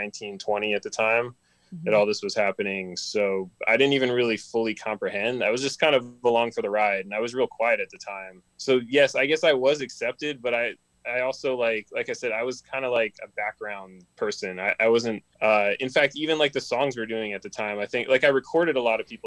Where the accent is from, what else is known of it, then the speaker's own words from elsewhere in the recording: Maryland, United States; now in Los Angeles, United States; I grew up in Maryland.